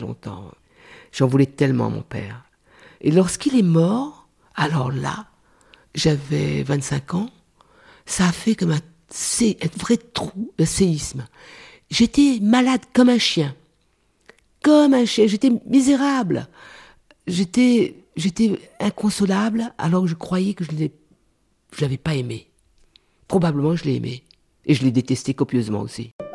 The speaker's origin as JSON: {"language": "French", "country": "Réunion", "tie": "born or raised there", "moved": "yes", "said": "je suis d'abord créole. Après, je suis française"}